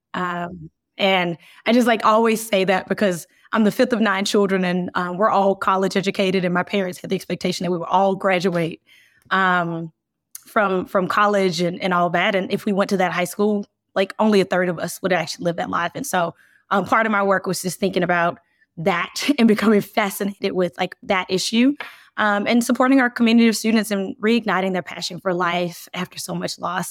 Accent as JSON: {"language": "English", "town": "Birmingham", "region": "Alabama", "country": "United States", "tie": "born or raised there", "said": "I grew up in Birmingham"}